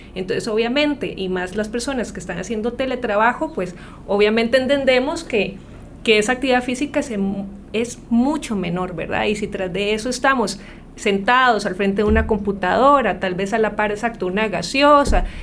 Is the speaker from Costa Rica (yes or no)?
yes; Costa Rica; lo que hemos sido como ticos